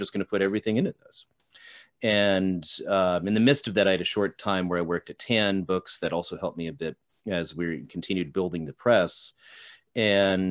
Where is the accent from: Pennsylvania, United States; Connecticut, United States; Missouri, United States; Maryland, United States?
Connecticut, United States; Colchester; moved away as an adult; also born or lived in Steubenville, Ohio; I was born in Eastern Connecticut, at the time it was a little town called Colchester. That's where I grew up